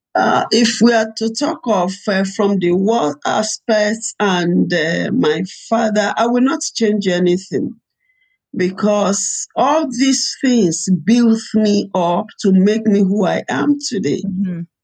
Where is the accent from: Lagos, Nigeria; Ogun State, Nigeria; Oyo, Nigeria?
Oyo, Nigeria; Ibadan; also born or lived in Rivers State, Nigeria / Port Harcourt, Nigeria; we were in, in, Nigeria, in Ibadan, and uh, the war started. I was about ten years